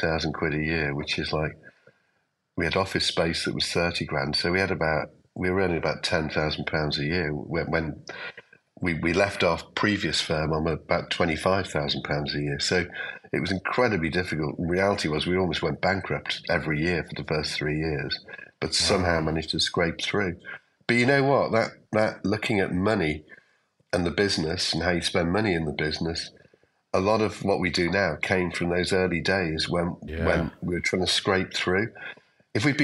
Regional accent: Liverpool, North West England, United Kingdom; I'm from Liverpool

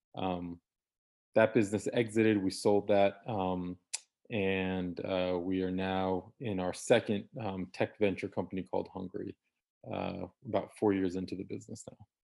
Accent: DC area, Northern Virginia, United States; born and raised in Northern Virginia, D C area

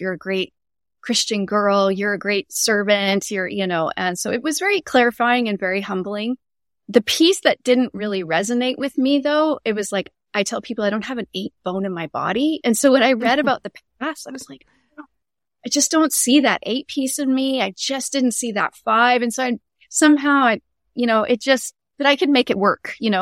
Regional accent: Canada; moved away as an adult; now in Tacoma, United States; I'm Canadian born and raised, and, um, but I've lived in the States near Seattle area and Tacoma, Washington for over twenty years

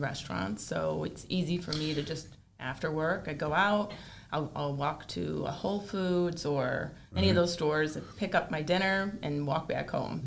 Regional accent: Hamburg, New York, United States; moved away as an adult; now in Wellington, United States; I grew up in Buffalo

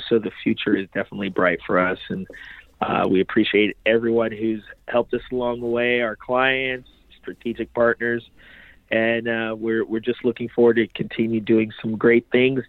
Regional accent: Lima, Ohio, United States; also born or lived in Haiti / New York; I was born in Haiti, came to the United States as a baby, pretty much. I was about seven months old. And from there, we made our way from New York to Lima, Ohio.

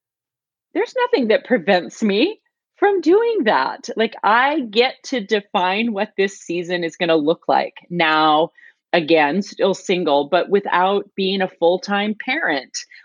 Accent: United States; moved away as an adult; now in North Carolina, United States; grew up, was born and raised in Washington as well.

